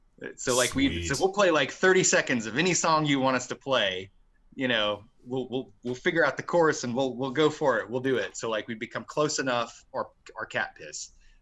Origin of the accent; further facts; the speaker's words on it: Marksville, Louisiana, United States; moved away as an adult; I was born in Marksville.